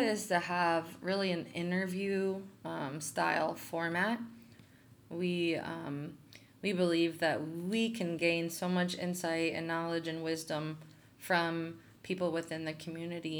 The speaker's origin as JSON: {"language": "English", "town": "Memphis", "region": "Tennessee", "country": "United States", "tie": "born or raised there", "also_born_or_lived": "Chicago, United States", "moved": "as an adult", "lives_now": "Omaha, United States", "said": "moved to Memphis, Tennessee when I was a kid. Spent most of my life there, but I'm kind of a confused Midwestern Southerner"}